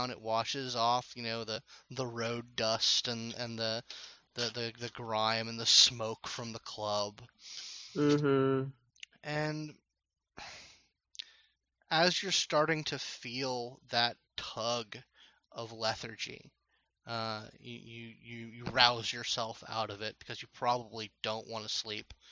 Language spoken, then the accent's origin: English; Texas, United States; I'm from Texas.